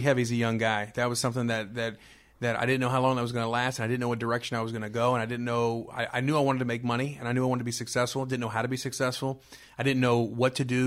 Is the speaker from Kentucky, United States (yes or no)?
no; Miami, Florida, United States; now in Greensboro, United States; born and raised in Miami, Florida